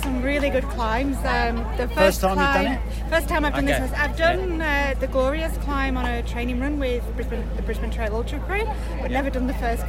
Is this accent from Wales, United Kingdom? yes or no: no; near Manchester, North West England, United Kingdom; moved away as an adult; also born or lived in Adelaide, Australia; now in Queensland, Australia; so the UK, so Manchester, near Manchester, but moved to Adelaide in 2009, and then Queensland 4 years ago, so live at the base of Mount Tambourine.